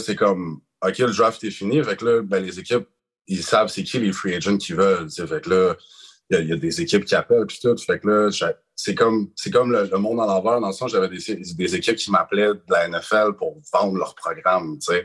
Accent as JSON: {"language": "French", "region": "Quebec", "country": "Canada", "said": "je suis un petit Québécois"}